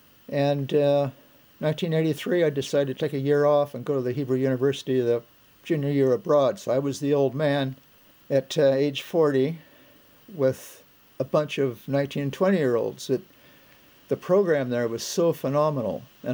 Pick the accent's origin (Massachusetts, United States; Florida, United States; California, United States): California, United States; Crescent City; also born or lived in Oregon; I'm an Oregonian. I have webbed feet because I'm a duck. But I grew up in Northern California in the Redwood Country, Crescent City, which is way up in the extreme north. And my family was Methodist